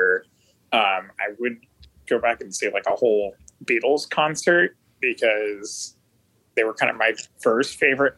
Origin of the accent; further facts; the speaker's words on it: San Jose, California, United States; I am from San Jose, California